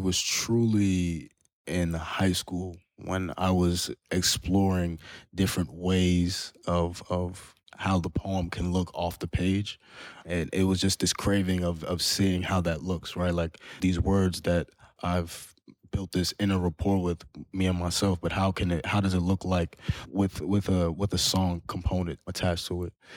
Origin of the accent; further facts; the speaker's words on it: New York, United States; growing up as a Muslim, as a, as a Malian, but also growing up in Harlem.